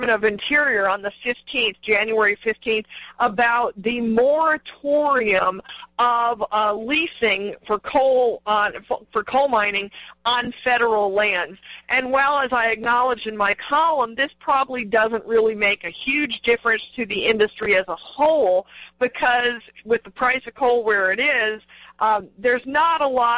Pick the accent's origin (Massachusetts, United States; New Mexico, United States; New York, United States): New Mexico, United States; my home state of New Mexico